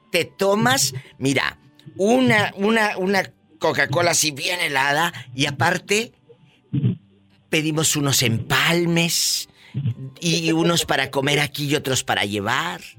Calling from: Monterrey, Nuevo León, Mexico; De Monterrey

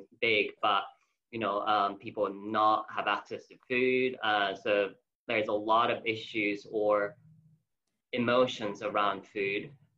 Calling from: London, United Kingdom; I'm calling from London in UK.

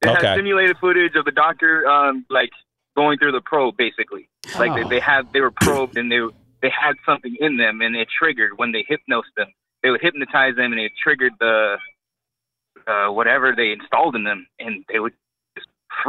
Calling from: Avondale, Arizona, United States; I'm calling from Avondale, Arizona.

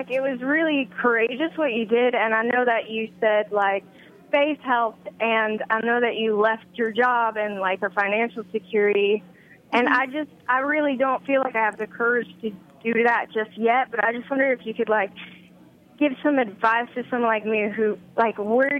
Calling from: California, United States; I'm calling from California, and I'm an aspiring writer.

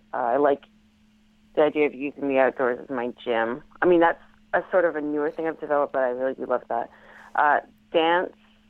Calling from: Ontario, Canada

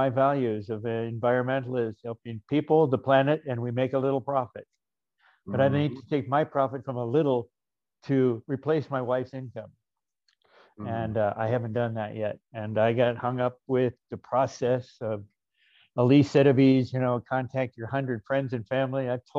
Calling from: Chaparral, New Mexico, United States; Chaparral, New Mexico.

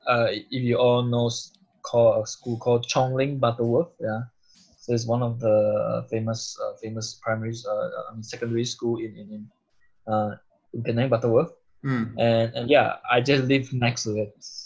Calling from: Munich, Bavaria, Germany; In Munich, Germany.

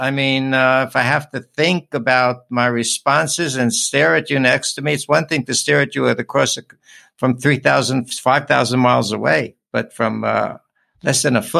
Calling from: Honolulu, Hawaii, United States; calling in from Honolulu

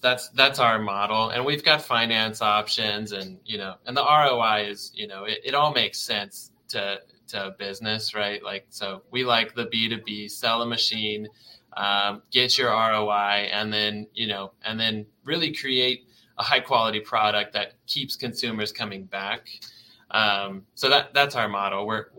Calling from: Vancouver, Washington, United States; We're in the beautiful Vancouver, Washington. So yeah, just outside of Portland, Oregon.

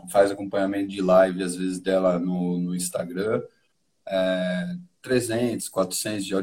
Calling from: Piracicaba, São Paulo, Brazil

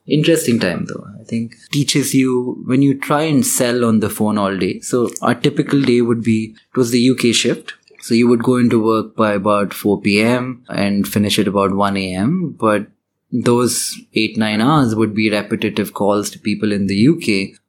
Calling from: India; we're calling from India

